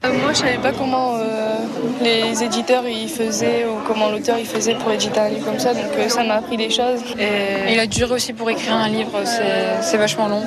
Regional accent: Bavaria, Germany; moved away as an adult; also born or lived in Paris; now in Lille, France; les gens de chez moi en Bavière

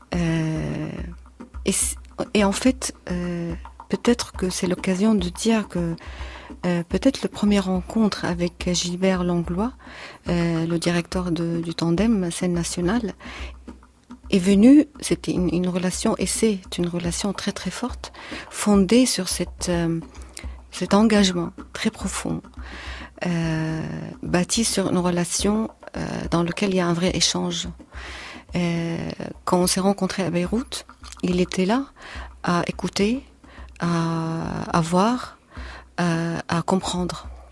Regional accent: Syria; moved away as an adult; now in France; La première fois quand j'ai quitté la Syrie en 2012

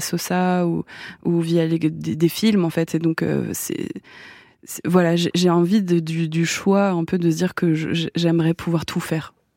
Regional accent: France; je suis française

